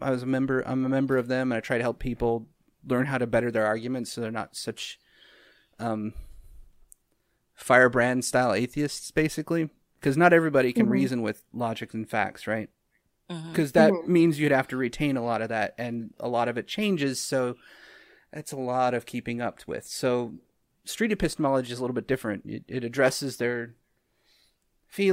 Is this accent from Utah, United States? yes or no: yes; Utah, United States; I grew up in Utah